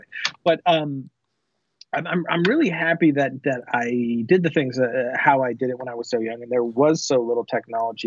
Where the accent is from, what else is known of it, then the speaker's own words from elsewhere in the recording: South Florida, United States; moved away as an adult; also born or lived in Orlando, Florida; now in Texas, United States; I am from Florida. I grew up in uh, South Florida.